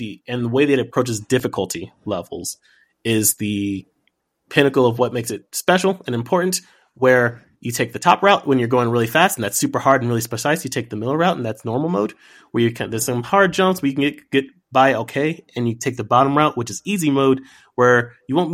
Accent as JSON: {"language": "English", "town": "New York City", "region": "New York", "country": "United States", "tie": "born or raised there", "said": "As a black kid growing up in New York City"}